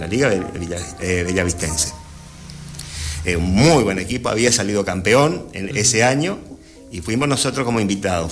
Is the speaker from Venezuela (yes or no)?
no; Gobernador Martínez, Corrientes, Argentina; con el equipo de mi pueblo, de Gobernador Martínez con el Club Santa Rosa